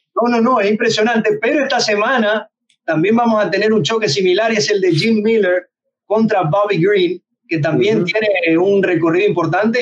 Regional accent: Venezuela; yo, yo soy de Venezuela

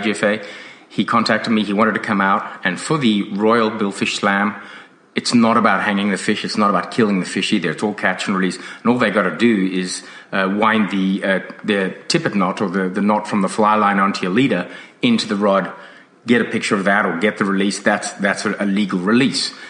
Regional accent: South Africa; now in Australia; When I grew up in South Africa

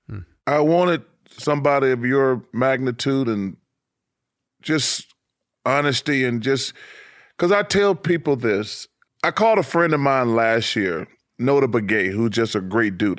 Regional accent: Alabama, United States; I'm from Alabama

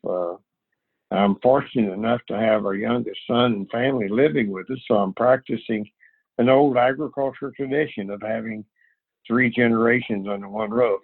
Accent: Missouri, United States; moved away; we're both from Missouri

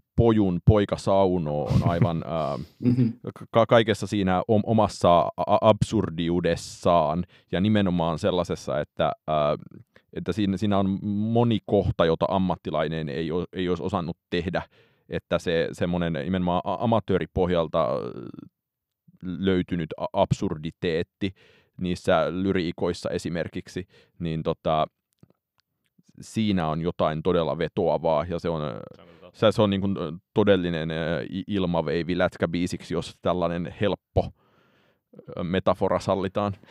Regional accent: Heinola, Päijät-Häme, Finland; olen Heinolasta kotoisin

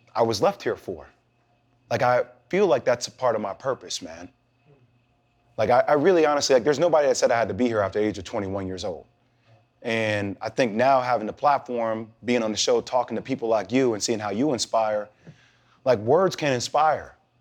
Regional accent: New Jersey, United States; I'm from Jersey

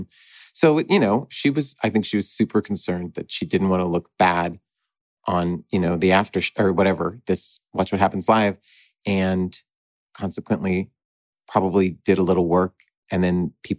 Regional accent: Texas, United States; Listen, I'm from Texas.

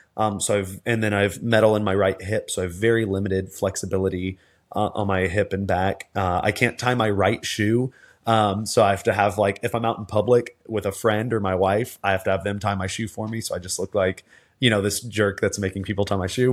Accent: Texas, United States; I grew up in in the South in Texas

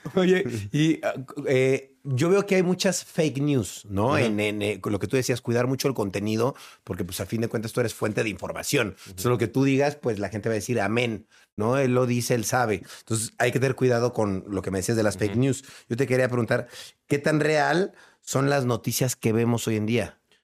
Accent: Mexico

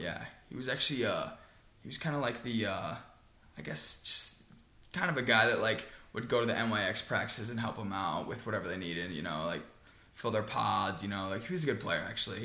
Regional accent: Long Island, New York, United States; now in Houston, United States; I started off in New York, Long Island

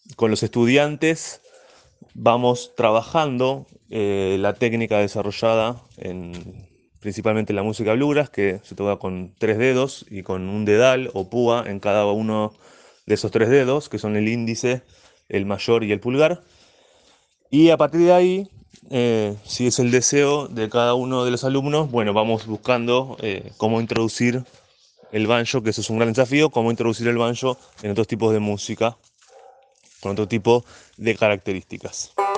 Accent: La Plata, Buenos Aires Province, Argentina

